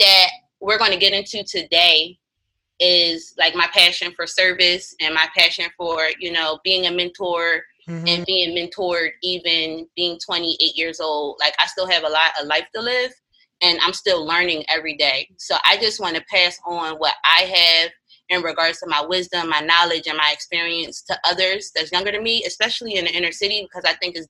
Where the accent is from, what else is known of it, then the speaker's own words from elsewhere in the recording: Philadelphia, Pennsylvania, United States; I'm from North Philadelphia.